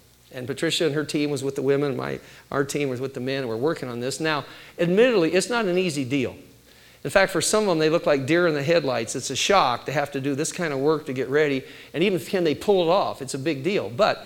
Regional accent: Midwest, United States; I was raised in the Great Mid-Sweat, you know, where it's all humidity

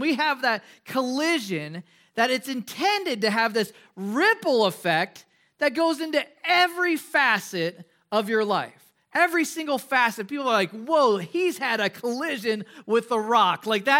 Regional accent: Midwest, United States; One of the things that I enjoyed growing up in the Midwest, we had a lot of ponds and lakes.

